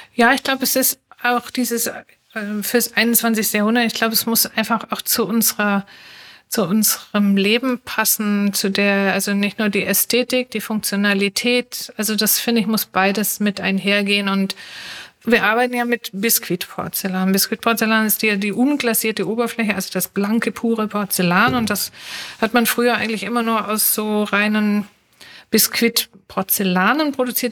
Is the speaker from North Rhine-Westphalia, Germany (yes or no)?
no; Stuttgart, Baden-Württemberg, Germany; moved away as an adult; now in Berlin, Germany; also gebürtig aus Stuttgart. Wir sind ja viele Exilanten hier in Berlin aus Schwaben kommend